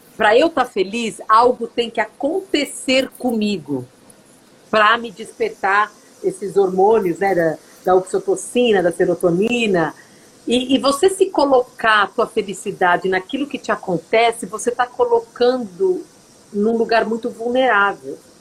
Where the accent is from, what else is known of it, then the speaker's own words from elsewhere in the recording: São Bernardo do Campo, São Paulo, Brazil; moved away as an adult; now in Fargo, United States; Eu nasci em São Paulo, mas eu cresci a minha infância toda em São Bernardo do Campo